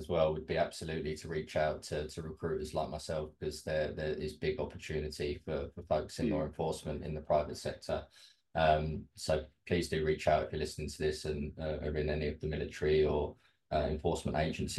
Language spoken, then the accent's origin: English; Kent, South East England, United Kingdom; now in Bournemouth, United Kingdom; So I'm originally from Kent as well. I think I might mention that on our intake, but now I live in sunny Bournemouth on the south coast.